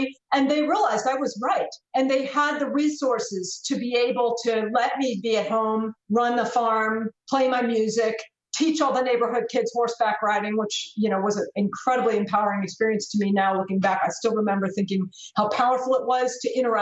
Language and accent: English; United States; as an American